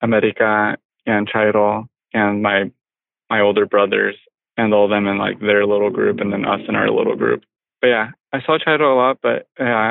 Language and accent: English; Marysville, California, United States; I grew up in Marysville